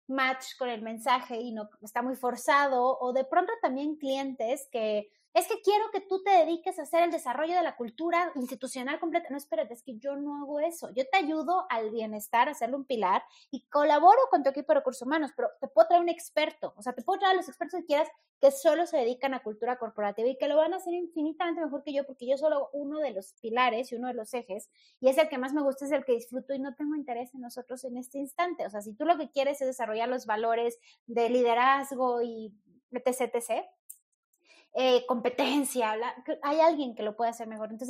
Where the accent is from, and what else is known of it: Mexico